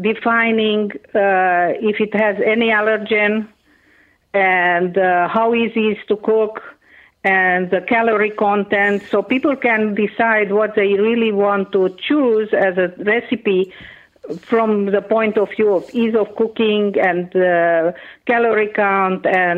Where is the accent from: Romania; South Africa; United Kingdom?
Romania; first language Hungarian; English is a second language; So, and my first language actually is Hungarian. I learned Romanian when I was 5.